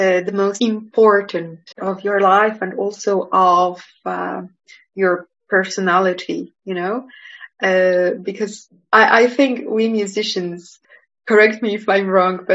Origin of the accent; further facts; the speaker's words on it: Poland; English is a second language; moved away as an adult; also born or lived in Manchester / Geneva; I was born here in Poland and I spent most of my study time here before I went to the university in Manchester and then to Geneva